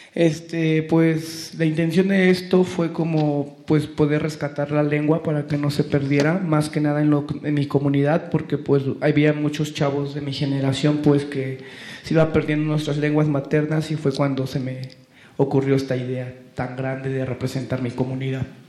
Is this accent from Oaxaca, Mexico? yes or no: yes; San Felipe Jalapa de Díaz, Oaxaca, Mexico; first language Mazatec; Spanish is a second language; now in Mexico City, Mexico; yo vivía en Jalapa de Díaz, en mi comunidad y cuando falleció mi mamá, pues yo no tenía como una oportunidad de salir adelante y pues ella fue la que me enseñó la lengua materna